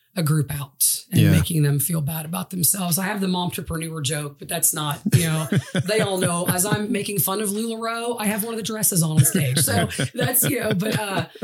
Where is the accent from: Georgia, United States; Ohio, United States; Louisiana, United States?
Ohio, United States; Chillicothe; I'm from Chillicothe, Ohio